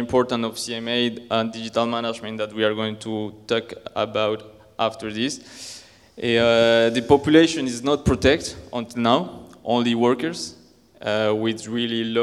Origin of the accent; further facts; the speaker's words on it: Colombia; moved away; also born or lived in France / Spain; I'm from Colombia